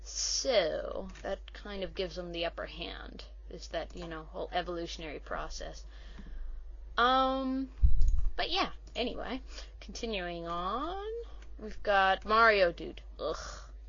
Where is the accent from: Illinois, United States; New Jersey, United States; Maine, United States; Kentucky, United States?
Kentucky, United States; Well, considering I came from Kentucky, that's considerable, so I'd say about 10.